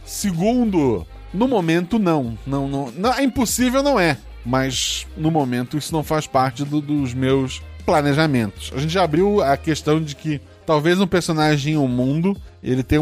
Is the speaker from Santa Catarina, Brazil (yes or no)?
yes; Florianópolis, Santa Catarina, Brazil; born there; Tem, mas eu nasci em Floripa, inclusive.